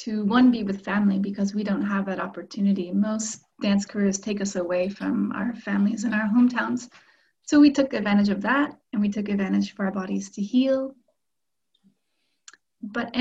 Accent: Oregon, United States; moved away as an adult; also born or lived in California; now in Paris, France; I was born in California and raised in Oregon

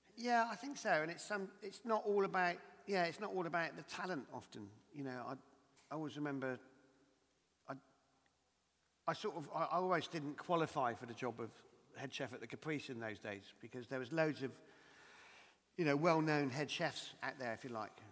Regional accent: Dorset, South West England, United Kingdom; my hometown in Dorset in Lyme Regis

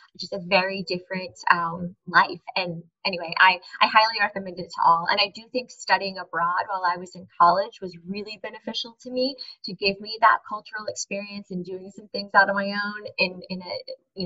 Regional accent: Cary, North Carolina, United States; also born or lived in New York City; I'm born and raised in Cary, North Carolina

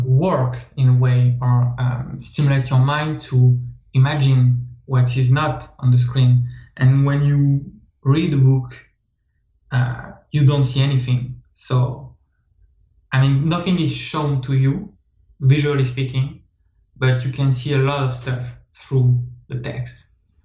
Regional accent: France; accent: French; English is a second language; accent is French, so

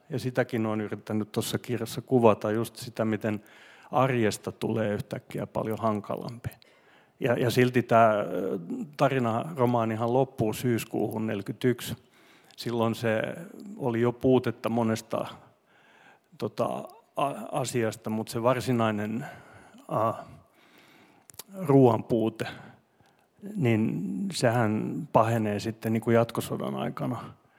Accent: Finland; first language Swedish; Finnish is a second language; mä olin semmoinen suomenruotsalainen poika

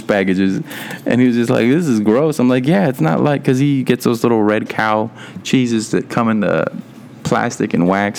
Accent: Texas, United States; I was born in Texas.

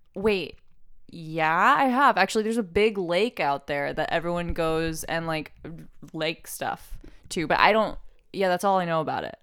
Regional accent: Oklahoma City, Oklahoma, United States; moved away as an adult; now in California, United States; I'm from Oklahoma City

